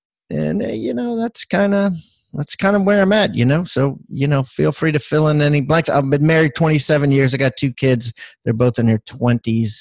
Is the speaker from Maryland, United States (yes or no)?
yes; Maryland, United States; moved away as an adult; now in South Carolina, United States; I live in South Carolina and I am from Maryland.